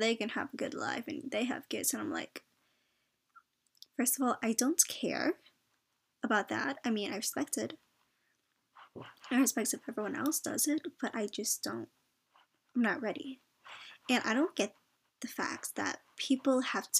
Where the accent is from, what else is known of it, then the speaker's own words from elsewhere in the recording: United States; I was born in the States